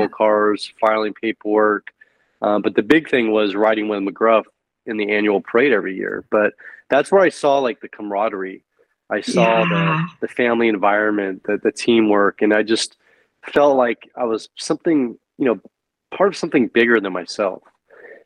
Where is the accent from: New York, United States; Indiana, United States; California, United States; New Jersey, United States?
California, United States; San Francisco Bay Area; I'm originally from California, the San Francisco Bay Area.